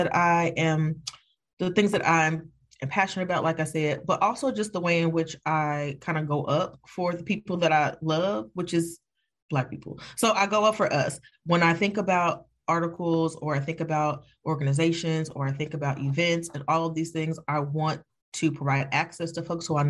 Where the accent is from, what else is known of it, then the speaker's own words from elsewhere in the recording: Evanston, Illinois, United States; I'm from Evanston. Y'all gonna get all of this Evanston